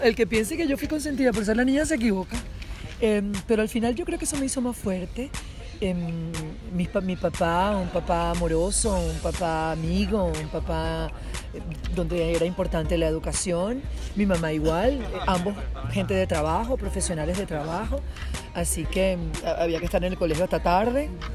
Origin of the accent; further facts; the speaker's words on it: Venezuela; moved away; las venezolanas somos machas